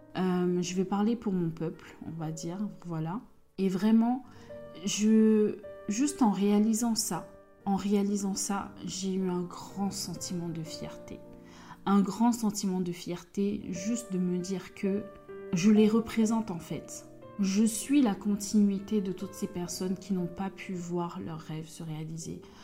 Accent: Côte d’Ivoire; je suis ivoirienne, ma mère est ivoirienne, mon père est béninois

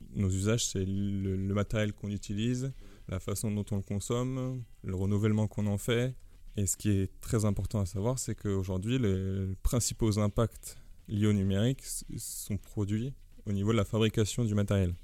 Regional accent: France; en tant que Français

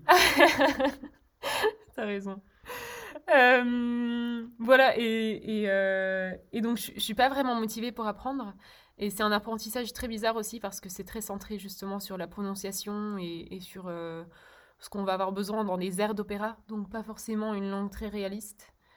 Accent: Brussels, Brussels-Capital Region, Belgium; first language Czech; French is a second language; also born or lived in Berlin, Germany / Czech Republic; J'ai grandi à Bruxelles, en Belgique

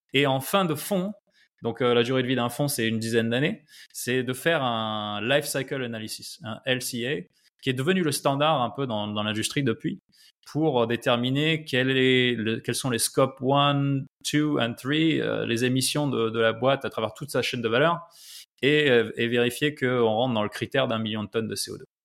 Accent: France; moved away as an adult; also born or lived in Silicon Valley / Nairobi, Kenya; nous, en, France

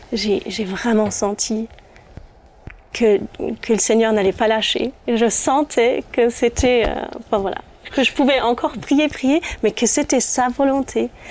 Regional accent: Germany; first language German; French is a second language; je suis allemande

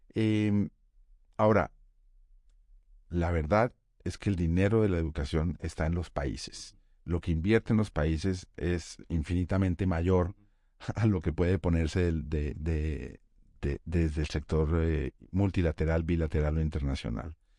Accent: Colombia; en Colombia, en mi país

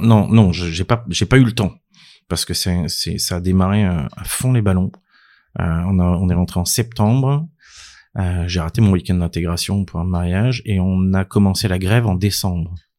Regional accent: Clermont-Ferrand, Auvergne-Rhône-Alpes, France; moved away as an adult; now in Paris, France; J'ai grandi euh, à Clermont-Ferrand dans euh, une famille de médecins

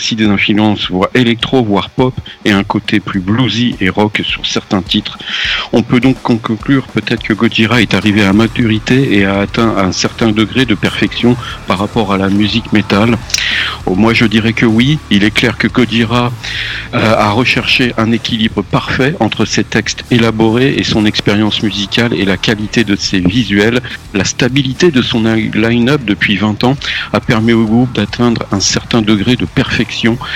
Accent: England, United Kingdom; French is a second language; Alors franchement, ça me fout les boules, moi, en tant qu'anglais.

